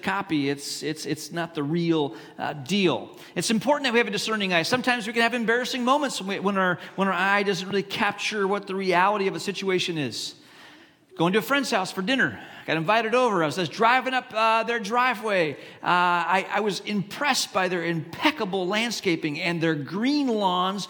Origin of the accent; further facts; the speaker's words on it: Hong Kong; moved away; I grew up in Hong Kong, China, and in Hong Kong, especially when I was growing up there